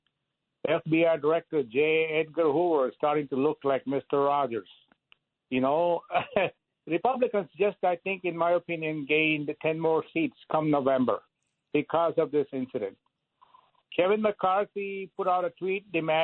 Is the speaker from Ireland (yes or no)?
no; India; now in United States; I'm from India